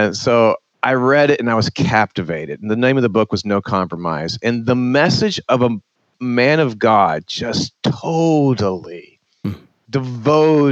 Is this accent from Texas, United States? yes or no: yes; Texas, United States; I grew up in Texas.